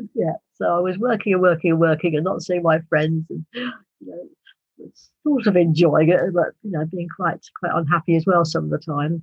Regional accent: United Kingdom; accent: British; my British accent

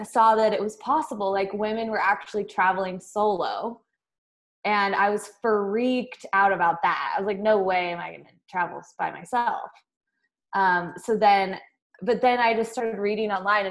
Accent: Twin Falls, Idaho, United States; also born or lived in San Francisco, California; I grew up in Twin Falls, Idaho, and so I'm an Idaho girl through and through

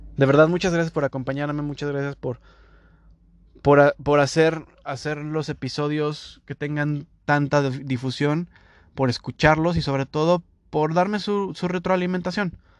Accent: Mexico; moved away as an adult; now in Toronto, Canada; este mexicano hablando

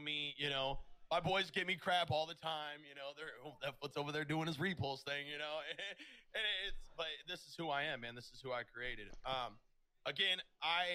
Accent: Des Moines, Iowa, United States; I'm from Des Moines, Iowa

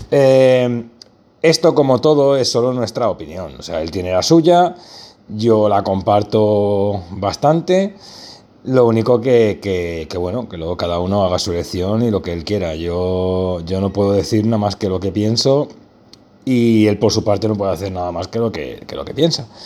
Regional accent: Barcelona, Catalonia, Spain; Yo soy de Barcelona, por si alguien no lo sabía.

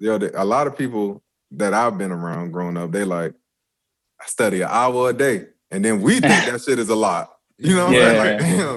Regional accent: Florence, United States; moved away; I'm from Florence.

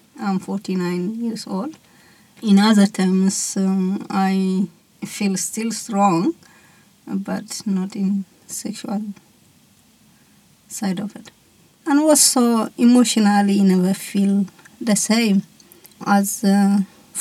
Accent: Eritrea; now in Australia; I am from Eritrea, which Eritrea is in Northeast Africa

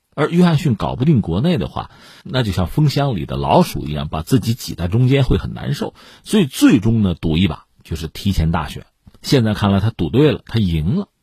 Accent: China; 我们中国人

